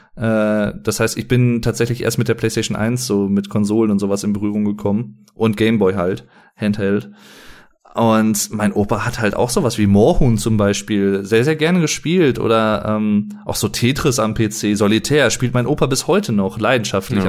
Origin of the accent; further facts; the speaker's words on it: Sauerland, North Rhine-Westphalia, Germany; wie man bei uns im Sauerland sagt